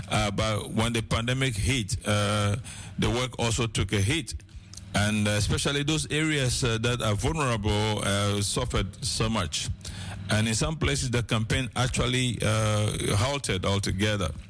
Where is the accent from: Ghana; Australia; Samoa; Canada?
Ghana; moved away; am from Ghana originally, by the way.